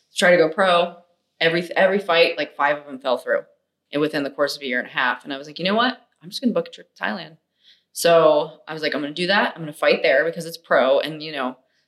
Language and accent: English; United States; also born or lived in Los Angeles; we're American